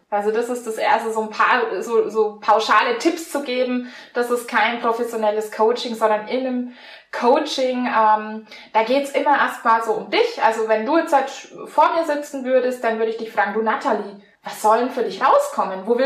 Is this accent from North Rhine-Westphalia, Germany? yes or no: no; Bavaria, Germany; born there; accent: Franconian; now in Blaustein, Germany; komme gebürtig aus Franken. Manche hören das dann auch am Dialekt.